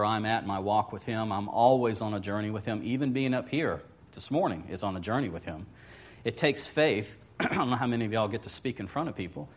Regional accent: Lakeland, Florida, United States; also born or lived in Wauchula, Florida / Orlando, Florida; I grew up in Lakeland to a certain degree. Mom and Dad divorced when I was about age 13 or so. And Mom was from Wachula.

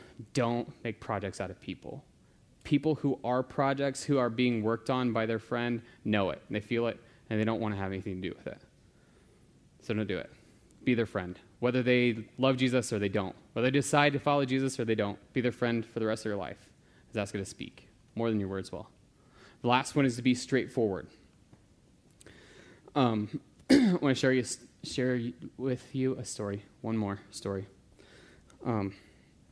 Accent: United States; I'm American

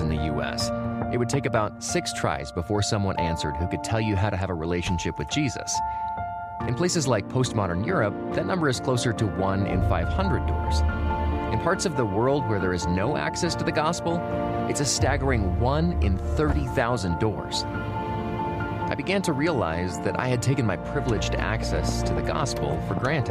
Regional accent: United States; I'm from America, and in my town, there was a church on practically every corner.

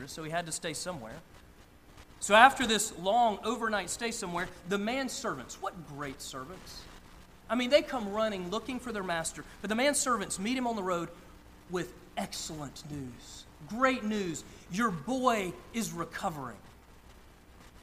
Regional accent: Northeast Georgia, United States; I grew up in Northeast Georgia, about an hour from downtown Atlanta

